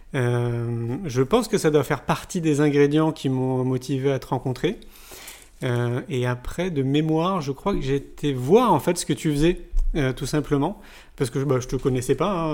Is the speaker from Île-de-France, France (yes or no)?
yes; Paris, Île-de-France, France; moved away as an adult; now in Montpellier, France; moi je viens de Paris. J'y suis resté 34 ans